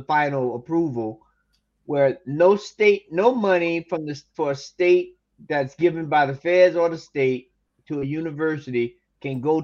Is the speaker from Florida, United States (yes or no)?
yes; Tallahassee, Florida, United States; my hometown of Tallahassee